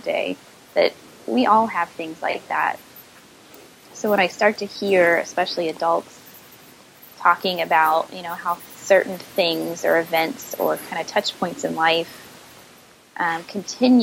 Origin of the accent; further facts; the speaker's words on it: Midwest, United States; now in Virginia, United States; I'm from the Midwest